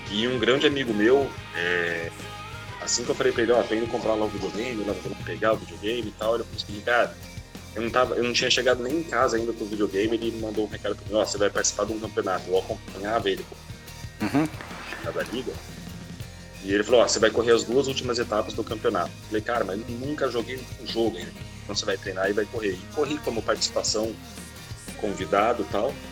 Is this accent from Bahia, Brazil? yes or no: no; Curitiba, Paraná, Brazil; born there; also born or lived in Macaé; now in Rio de Janeiro, Brazil; atualmente moro no Rio de Janeiro, mas já rodei muito o Brasil aí, nasci em Curitiba, na verdade, rodei no Paraná, já morei em Macaé, no estado do Rio